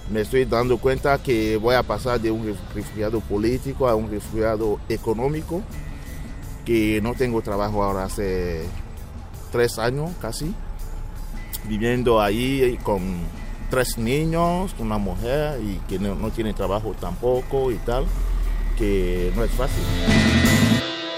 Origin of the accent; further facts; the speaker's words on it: Togo; Spanish is a second language; moved away as an adult; also born or lived in Ghana; now in Catalonia, Spain; mi país para volver en Togo y, seguir con mis negocios